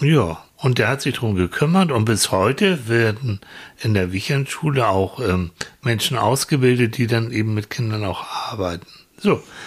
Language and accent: German; Hamburg, Germany; wir kommen aus Hamburg